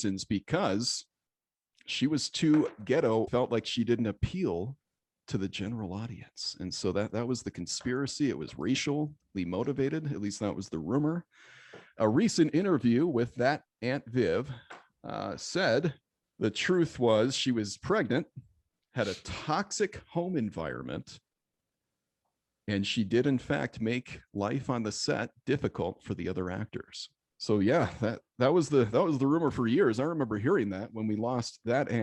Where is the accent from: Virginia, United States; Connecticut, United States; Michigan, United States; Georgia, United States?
Michigan, United States; growing up in Michigan